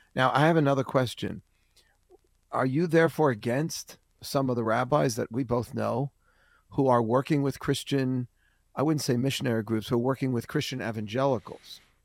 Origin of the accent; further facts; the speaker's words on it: New York City, New York, United States; I grew up in Forest Hills, Queens